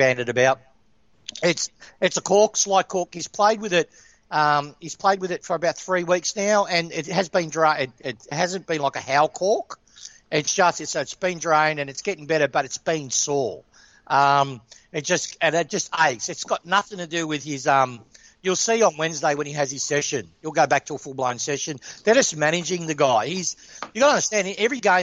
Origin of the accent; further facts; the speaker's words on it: Broadmeadows, Victoria, Australia; I grew up in Meadows